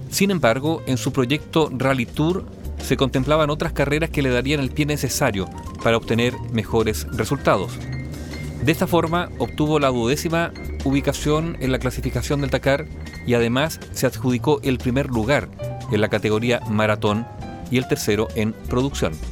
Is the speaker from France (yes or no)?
no; Huelquén, Santiago Metropolitan, Chile; Yo nací acá, estudié en Santiago y todo, pero siempre vinculado al campo con mis padres. Y Huelquén es un pueblo que queda